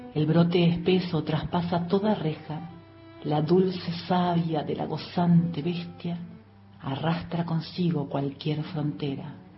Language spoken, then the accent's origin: Spanish; Neuquén, Argentina; moved away; also born or lived in Córdoba; Nací en Neuquén a mediados de la fragorosa década del 70. Viví en Córdoba mucho tiempo.